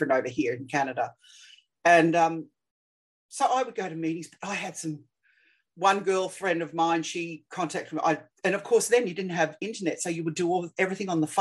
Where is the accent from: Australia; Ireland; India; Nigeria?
Australia; I'm Australian